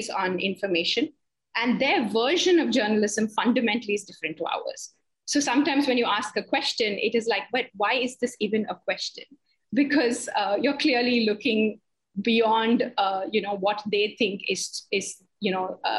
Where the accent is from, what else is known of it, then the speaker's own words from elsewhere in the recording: India; an Indian journalist and an Indian woman journalist who happened to spend a year in Beijing in 2019.